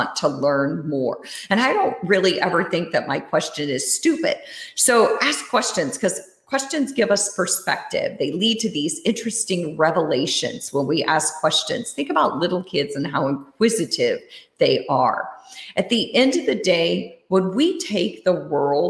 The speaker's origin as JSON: {"language": "English", "region": "Iowa", "country": "United States", "tie": "born or raised there", "also_born_or_lived": "Germany / Switzerland", "said": "when I was growing up, I lived in Iowa. I grew up in Iowa"}